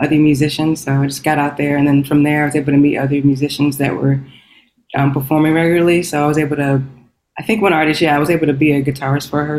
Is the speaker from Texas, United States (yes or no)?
yes; Texas, United States; moved away as an adult; also born or lived in Washington, D.C.; now in Los Angeles, United States; I'm a Texan. I'm from Texas, but I've been living out in DC for like probably more than Texas